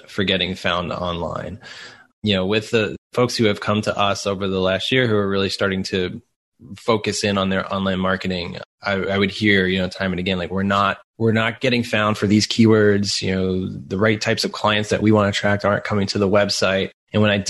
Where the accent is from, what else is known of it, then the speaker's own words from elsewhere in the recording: Long Island, New York, United States; accent: Long Island; moved away; Long Island, New York, which I'm super excited about because that's where I grew up